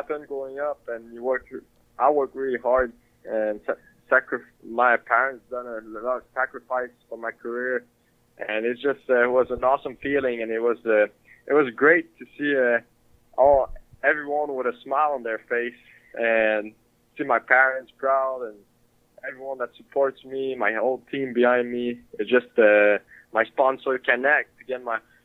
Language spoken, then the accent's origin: English; Quebec, Canada; now in United States; Growing up in Quebec, it was big. Hockey was huge there. And I played hockey growing up